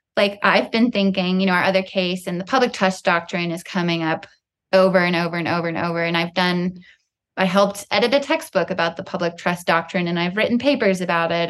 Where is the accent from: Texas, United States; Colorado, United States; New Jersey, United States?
Colorado, United States; I grew up in the West. I grew up with the Rockies outside my bedroom window in Colorado